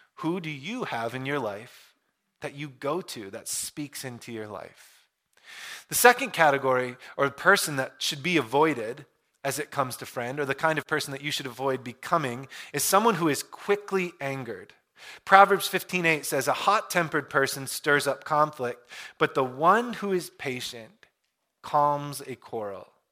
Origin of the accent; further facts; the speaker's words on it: Michigan, United States; I grew up in Michigan.